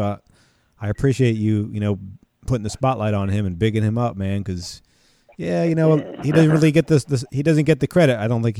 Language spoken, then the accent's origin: English; United States; I grew up listening to Jamaican music, but I can say from, all right, so I grew up here in the States